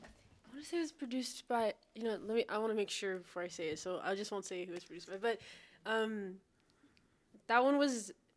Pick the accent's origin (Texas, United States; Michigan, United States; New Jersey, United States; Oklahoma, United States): Texas, United States; Because I'm from Texas, so, you know, I mean, I don't know.